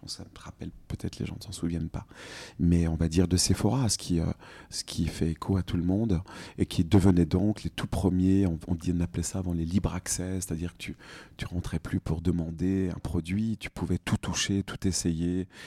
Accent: Bourgogne-Franche-Comté, France; now in Paris, France; Je suis franc-comtois à Paris. Je viens de Franche-Comté

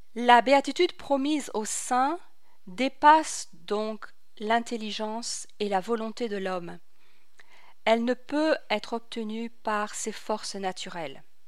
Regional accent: France; moved away as an adult; also born or lived in Paris; now in Nashville, United States; je suis née à Paris, j'ai grandi en France

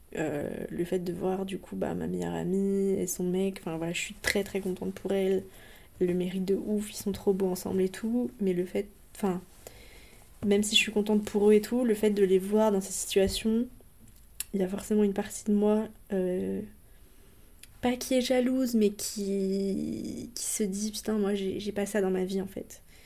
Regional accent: Côtes-d'Armor, Brittany, France; là d'où je viens en Bretagne, euh, dans les Côtes d'Armor.

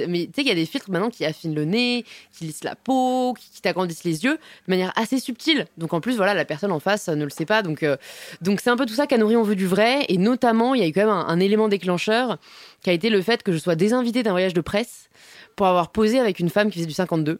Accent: Paris, Île-de-France, France; j'ai grandi à Paris, je suis parisienne euh, de toujours.

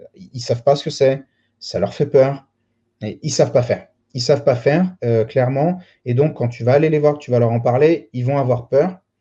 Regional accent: Lyon, Auvergne-Rhône-Alpes, France; Je, suis né, j'ai grandi à Lyon

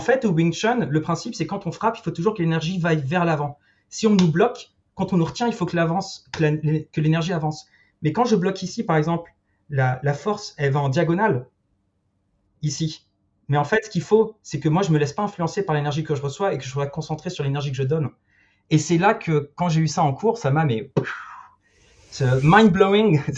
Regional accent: Paris, Île-de-France, France; moved away as an adult; also born or lived in Australia / Luxembourg / England / Spain; en tant que Parisien

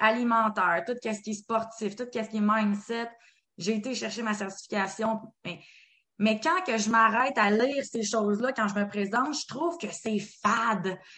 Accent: Quebec, Canada; en tant que Québécois

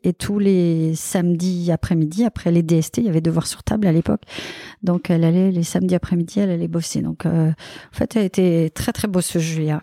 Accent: Belgium; now in Sucy-en-Brie, France; je suis belge

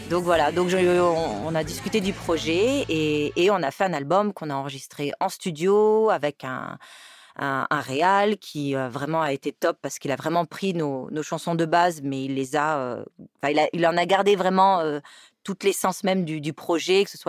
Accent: Montpellier, Occitania, France; also born or lived in Nîmes / Paris region; alors, je suis née à Nîmes. chance. J'ai grandi euh, un bout à Montpellier, un bout dans la région parisienne, pour revenir dans le sud

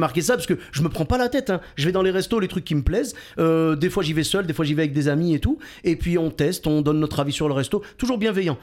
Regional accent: Clermont-Ferrand, Auvergne-Rhône-Alpes, France; moved away; also born or lived in Bordeaux; je viens de Clermont-Ferrand. Pour ceux qui connaissent pas, c'est le pays des pneus et du fromage

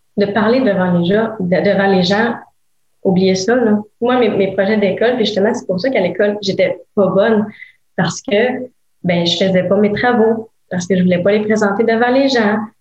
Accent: Gatineau, Quebec, Canada; je viens de Gatineau

